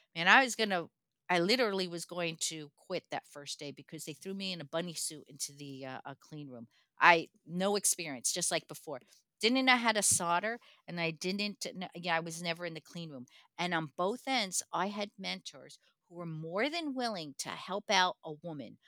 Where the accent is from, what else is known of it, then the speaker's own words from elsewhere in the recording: Newark, New Jersey, United States; I was born into projects in Newark, New Jersey